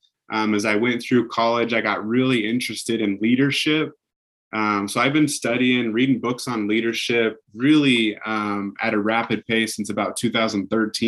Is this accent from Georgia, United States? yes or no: no; Pocatello, Idaho, United States; I grew up in Pocatello. I played at Highland High School